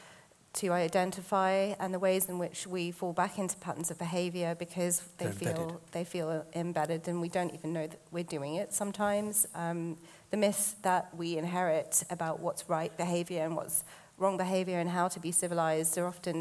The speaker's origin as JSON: {"language": "English", "country": "United Kingdom", "said": "I'm British Asian"}